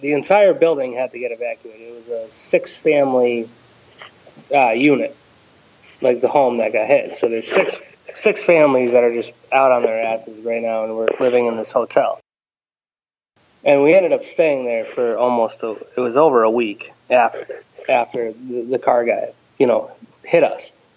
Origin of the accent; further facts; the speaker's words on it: Ellington, Connecticut, United States; I grew up in uh, Ellington, Connecticut